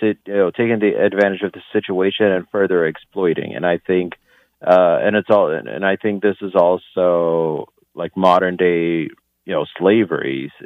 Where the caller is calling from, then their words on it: Lisbon, Portugal; calling from Lisbon.